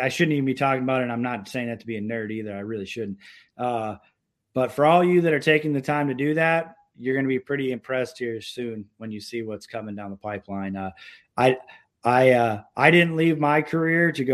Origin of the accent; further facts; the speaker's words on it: Syracuse, New York, United States; now in Minnesota, United States; I grew up in Syracuse, New York